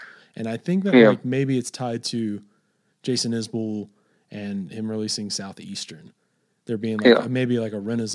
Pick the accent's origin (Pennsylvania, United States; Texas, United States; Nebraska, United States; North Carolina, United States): Texas, United States; West; as a Texan, like I almost always just naturally say, oh yeah, I'm from West Texas.